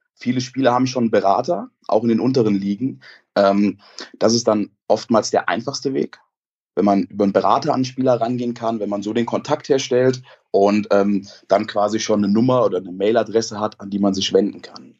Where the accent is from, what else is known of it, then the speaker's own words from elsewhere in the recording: Koblenz, Rhineland-Palatinate, Germany; ich bin in Koblenz aufgewachsen